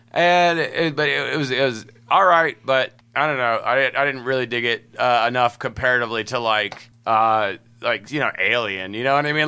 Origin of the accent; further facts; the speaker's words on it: Huntsville, Alabama, United States; I'm from Huntsville, Alabama.